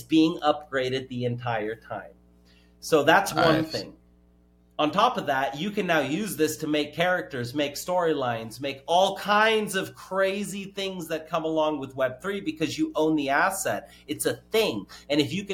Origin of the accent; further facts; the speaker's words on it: California, United States; I'm from California.